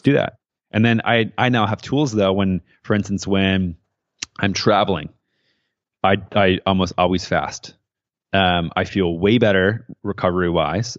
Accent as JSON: {"language": "English", "region": "Midwest", "country": "United States", "tie": "born or raised there", "also_born_or_lived": "San Francisco", "moved": "yes", "said": "growing up in the Midwest in a small town, very conservative"}